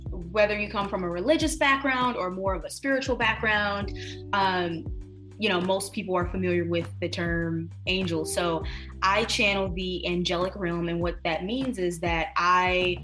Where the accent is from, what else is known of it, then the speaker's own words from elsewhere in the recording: Detroit, Michigan, United States; moved away as an adult; now in New York City, United States; born and raised in Detroit, Michigan, now here in NYC for the last 4 years